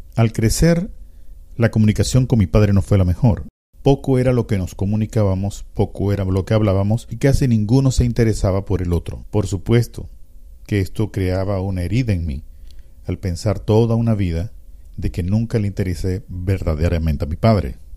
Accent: Panama

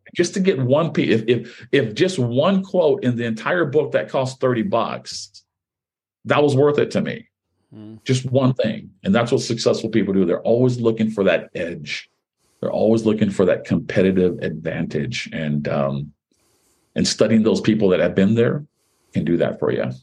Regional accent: Hawaii, United States; guys that uh, you know I grew up with in Hawaii

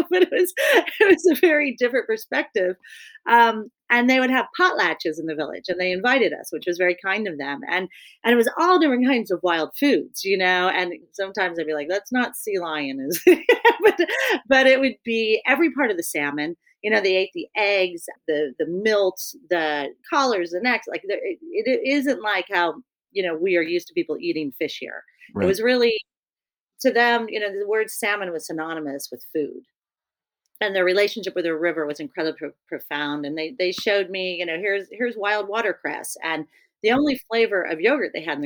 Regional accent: Kansas City, Missouri, United States; moved away; also born or lived in Alaska; I grew up in Kansas City, Missouri

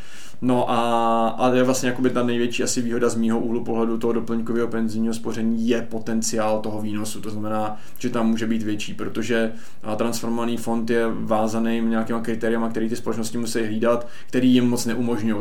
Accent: Czechia; my do jisté míry jako Češi jsme dost omezení

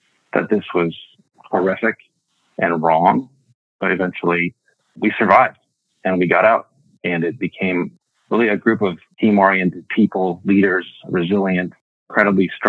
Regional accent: Mankato, Minnesota, United States; moved away as an adult; I was born in Mankato, Minnesota in 1972. I'm one of 9 kids. I'm number 2 of 9. I went to high school in Mankato

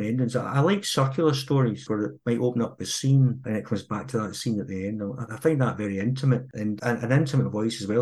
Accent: Girvan, Scotland, United Kingdom; my hometown of Girvan, which is a terrific wee town

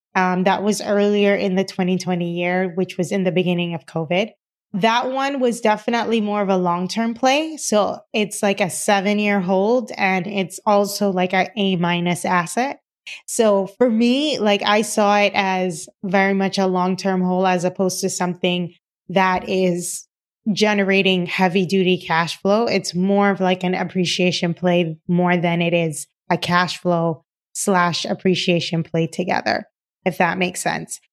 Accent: Cayman Islands; moved away; I am originally from the Cayman Islands, and, uh, my dad was a contractor

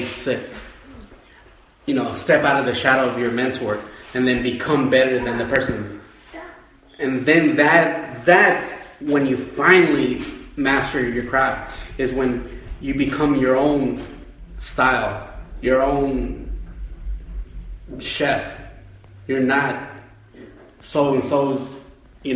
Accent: Houston, Texas, United States; Being from Texas, well, being from Houston specifically, it's like essentially being Mexican in a sense where all my classmates were Mexican

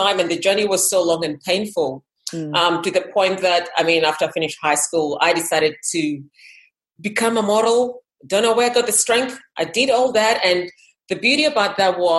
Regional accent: Kenya; moved away; I was from Kenya originally.

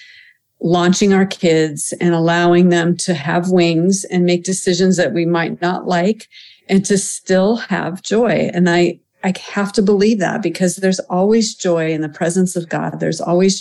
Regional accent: United States; also born or lived in France; as an American

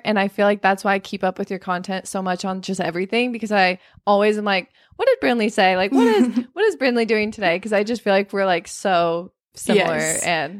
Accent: Arizona, United States; I live in Arizona, or I live in California. I'm from Arizona. I'm 23 and I'm a certified personal trainer.

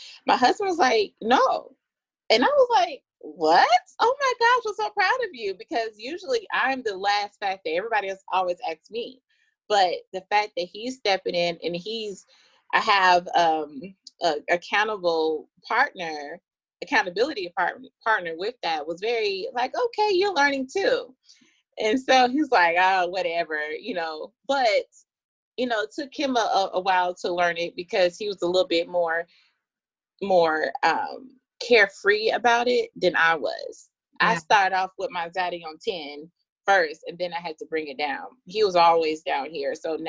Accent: Atlanta, Georgia, United States; And I am from Atlanta, Georgia.

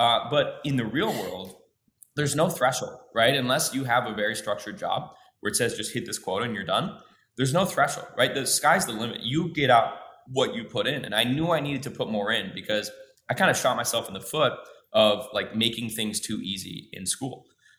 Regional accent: Midwest, United States; I grew up in the Midwest. It's dark most of the year. It's cold.

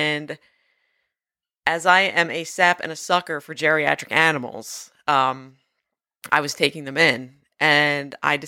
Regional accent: New Jersey, United States; I grew up near the Cape May County Zoo.

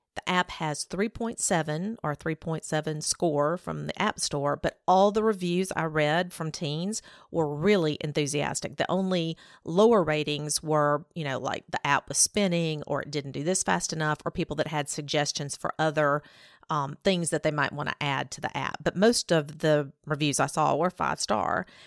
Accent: Alabama, United States; growing up in Alabama

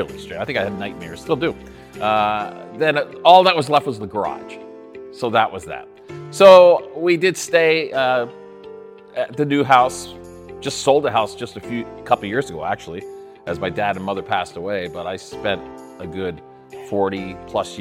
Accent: South Burlington, Vermont, United States; I grew up in South Burlington, Vermont, right near the Burlington International Airport.

